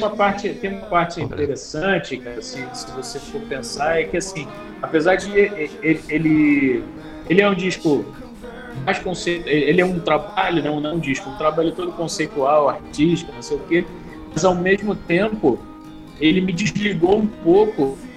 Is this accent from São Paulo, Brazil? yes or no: no; Rio de Janeiro, Brazil; a gente vem de classe média baixa, é, Zona Norte, Baixada, né? O Vital é da Baixada, eu sou da Baixada, moro